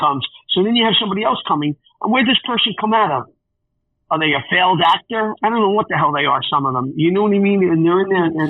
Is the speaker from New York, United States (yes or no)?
yes; New York City, New York, United States; we grew up in Forest Hills.